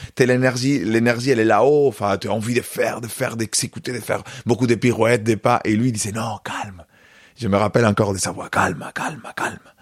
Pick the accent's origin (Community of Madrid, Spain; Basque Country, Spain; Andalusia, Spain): Andalusia, Spain; Córdoba; French is a second language; moved away; je suis né à Cordoue, j'ai grandi à Cordoue